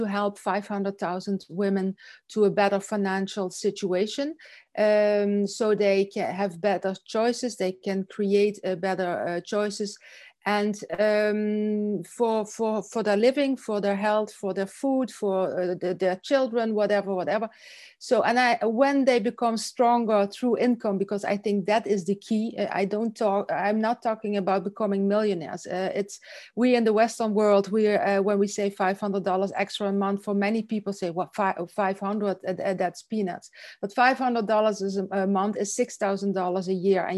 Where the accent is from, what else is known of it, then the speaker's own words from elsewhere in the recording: south of Holland, southern Netherlands, Netherlands; now in Belgium; I'm from Holland. I'm from the south of Holland. I live in Belgium